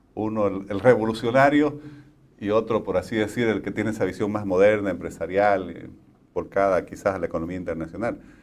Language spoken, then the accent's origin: Spanish; Santa Cruz, Bolivia; a mí quizás como cruceño